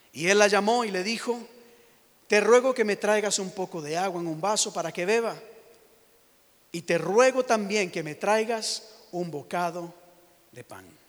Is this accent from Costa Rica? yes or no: yes; Costa Rica; now in United States; yo soy de Costa Rica